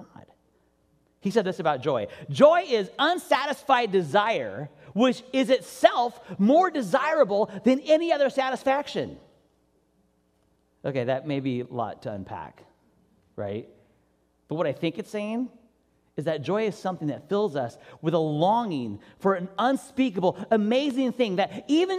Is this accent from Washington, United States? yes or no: yes; Washington, United States; now in California, United States; I'm originally from Washington State, where it rains all the time.